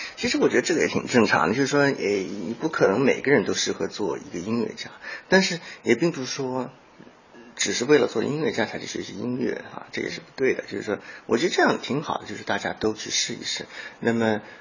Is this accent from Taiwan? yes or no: no; China; moved away; also born or lived in United States; 我们中国人